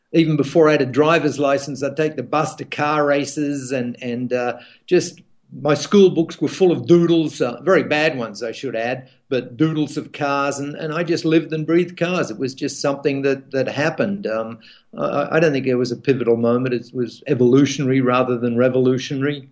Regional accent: Australia; as an Australian

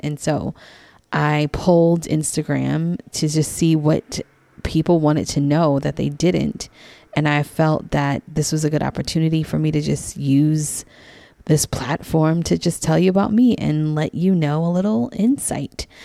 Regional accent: New York City, New York, United States; also born or lived in New Jersey / DC, Maryland area; now in Maryland, United States; I grew up in Queens, New York. Queens represent, um, born and raised in Queens

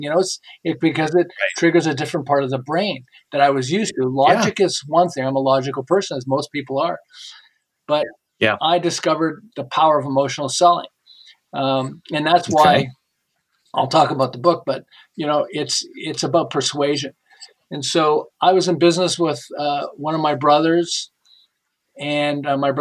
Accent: Montreal, Quebec, Canada; now in Southern California, United States; I live in Southern California, but I'm originally from Montreal. And 37 years ago, we moved to Southern California.

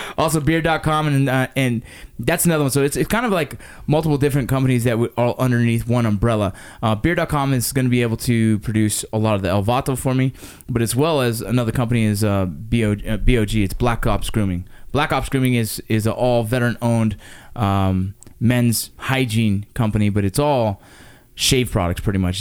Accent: Los Angeles, California, United States; we grew up in the Los Angeles San Fernando Valley area

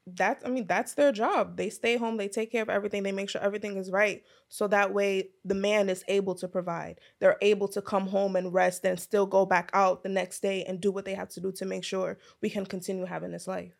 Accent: New York City, New York, United States; American growing up in Brooklyn

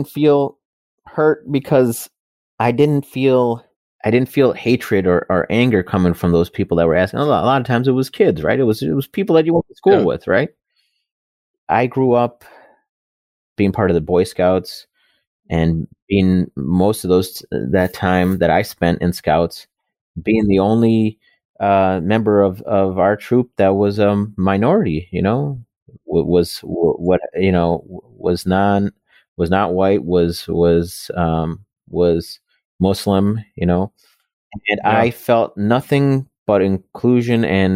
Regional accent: Wisconsin, United States; also born or lived in Buffalo, New York; I grew up in Wisconsin in, you know, the 80s and 90s

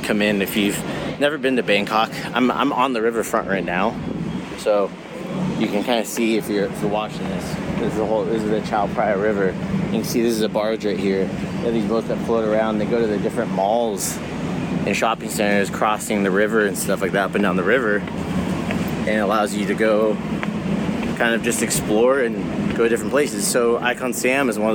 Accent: United States; As an American

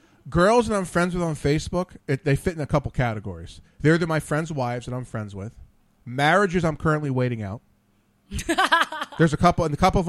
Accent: Trenton, New Jersey, United States; I grew up right outside Trenton.

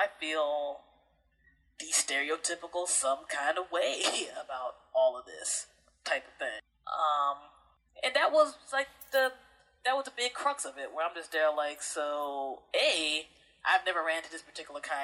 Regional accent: Prince George's County, Maryland, United States; also born or lived in New Jersey; I grew up in Prince George's County, Maryland area.

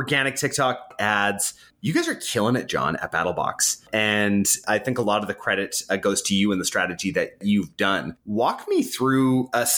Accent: Canada; being Canadians

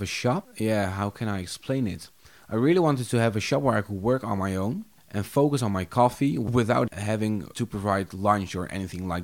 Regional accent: Haarlem, North Holland, Netherlands; also born or lived in Vogelenzang; I was born in Haarlem.

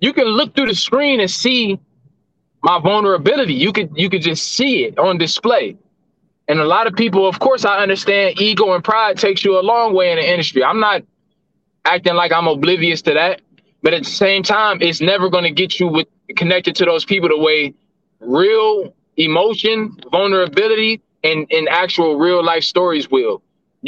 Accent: Cleveland, Ohio, United States; This is definitely my hometown

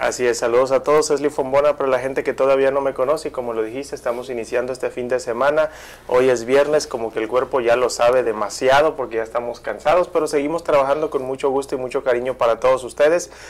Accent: Mexico; como mexicanos, como latinoamericanos

